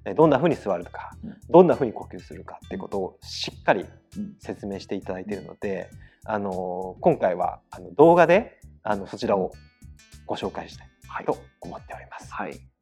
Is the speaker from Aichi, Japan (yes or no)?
yes; Aichi, Japan; あの我々愛知県人なんですけど